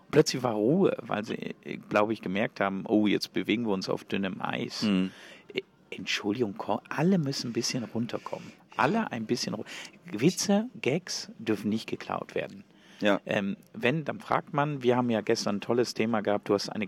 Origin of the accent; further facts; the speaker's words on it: Switzerland; Erstens bin ich aus der Schweiz, er in Deutschland.